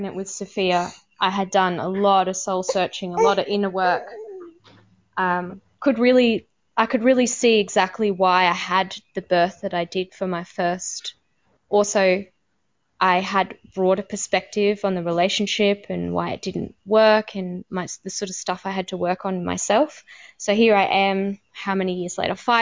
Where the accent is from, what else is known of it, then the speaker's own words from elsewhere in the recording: Australia; first language English; moved away as an adult; also born or lived in Cambodia; being an Australian woman who spoke English as a first language